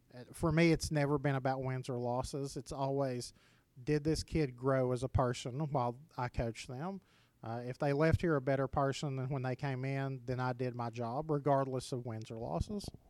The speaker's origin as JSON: {"language": "English", "town": "Oliver Springs", "region": "Tennessee", "country": "United States", "tie": "born or raised there", "said": "I got to go back home and, and coach in Oliver Springs"}